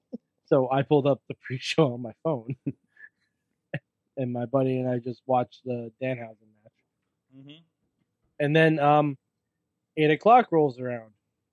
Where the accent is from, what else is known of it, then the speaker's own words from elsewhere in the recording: New York, United States; you know, we're from New York.